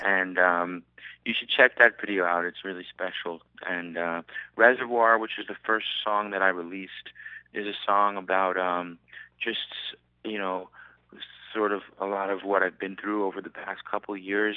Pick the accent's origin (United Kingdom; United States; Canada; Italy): United States; New York; now in Southern California, United States; I'm from New York